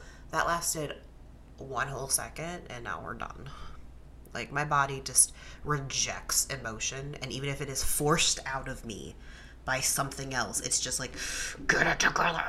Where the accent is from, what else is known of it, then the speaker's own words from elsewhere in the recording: Midwest, United States; Like, we grew up in the Midwest.